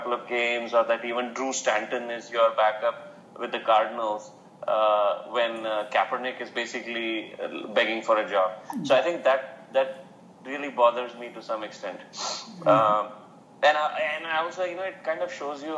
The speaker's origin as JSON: {"language": "English", "country": "India", "tie": "born or raised there", "said": "we grew up in India"}